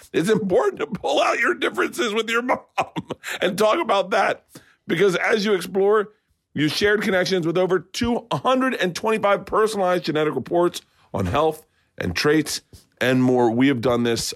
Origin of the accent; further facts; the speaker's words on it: Tampa, Florida, United States; I grew up in Tampa.